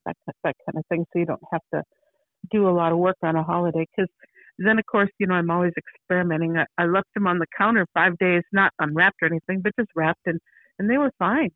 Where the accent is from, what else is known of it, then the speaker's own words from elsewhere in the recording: Minnesota, United States; also born or lived in Beaverton, Oregon; now in Oregon, United States; I'm from Minnesota